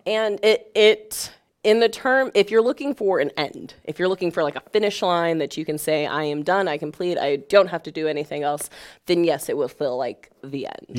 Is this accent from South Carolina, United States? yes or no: no; Springfield, Illinois, United States; I grew up in Springfield, Illinois